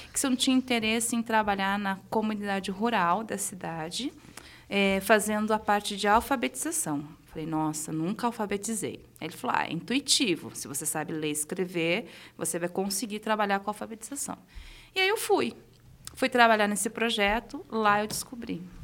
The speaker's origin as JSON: {"language": "Portuguese", "town": "Caraguatatuba", "region": "São Paulo", "country": "Brazil", "tie": "born or raised there", "moved": "as an adult", "said": "Eu cresci no litoral norte de São Paulo, em Caraguatatuba."}